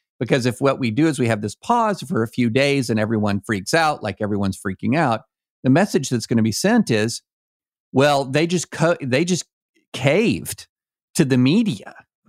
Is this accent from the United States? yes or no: yes; Kentucky, United States; moved away; I grew up in Kentucky